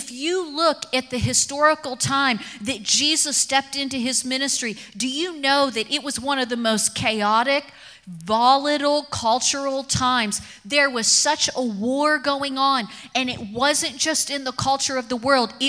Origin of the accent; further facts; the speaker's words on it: Kentucky, United States; I grew up in Kentucky